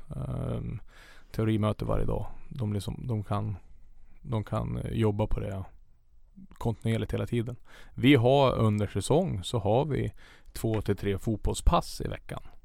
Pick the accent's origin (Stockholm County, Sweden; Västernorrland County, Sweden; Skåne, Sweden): Västernorrland County, Sweden; Tynderö; moved away as an adult; also born or lived in Sundsvall; now in Karlstad, Sweden; jag är uppvuxen i Tyndröro som sagt och där är det ju ja, maximum 100 meter till vattnet